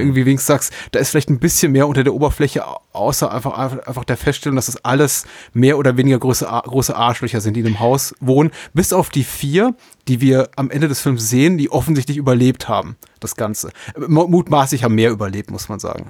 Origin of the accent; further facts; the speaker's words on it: Franconia, Bavaria, Germany; Ich bin in Franken aufgewachsen